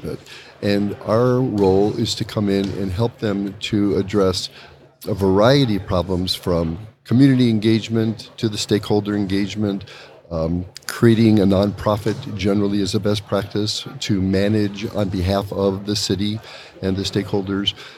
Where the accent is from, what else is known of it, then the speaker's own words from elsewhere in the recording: Chicago, Illinois, United States; I'm from Chicago